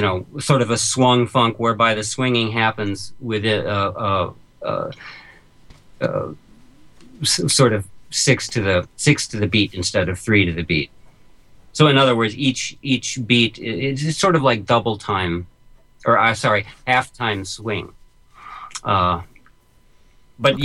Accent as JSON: {"language": "English", "town": "New York City", "region": "New York", "country": "United States", "said": "I'm a New Yorker"}